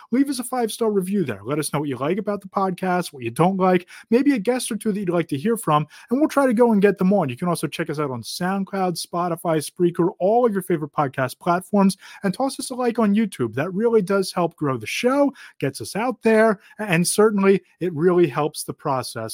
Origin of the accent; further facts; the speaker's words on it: Philadelphia, Pennsylvania, United States; growing up in the Philadelphia area